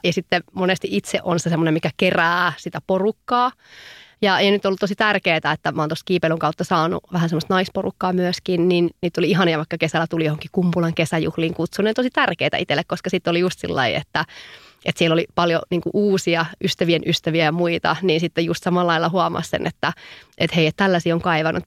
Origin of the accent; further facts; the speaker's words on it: Savo, Finland; now in Helsinki, Finland; mä oon savolainen höpöttäjä